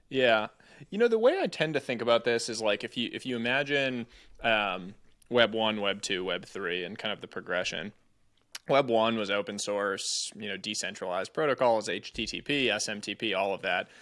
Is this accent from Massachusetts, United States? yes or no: yes; Cambridge, Massachusetts, United States; moved away as an adult; also born or lived in California; I grew up just outside Cambridge